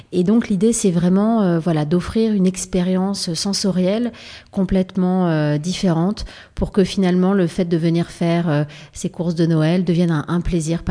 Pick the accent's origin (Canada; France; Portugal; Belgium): France; Provence-Alpes-Côte d'Azur; moi je suis originaire de Provence